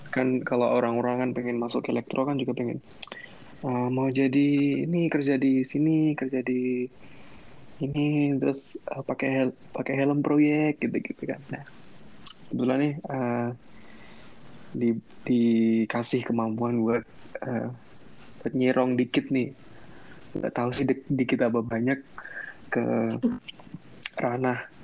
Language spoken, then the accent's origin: Indonesian; Temanggung, Central Java, Indonesia; moved away as an adult; also born or lived in Semarang; aku kan asli Temanggung